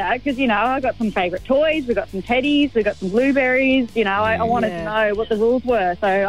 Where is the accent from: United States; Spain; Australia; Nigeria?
Australia; Victoria; I'm actually from Victoria, so I'm a bit of a... I know no one here. I'm actually on holiday.